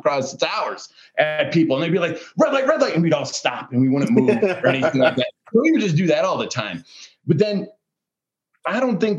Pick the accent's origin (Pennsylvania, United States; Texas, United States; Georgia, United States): Pennsylvania, United States; moved away; we're both from Pennsylvania though, man. Like, we're both from Pennsylvania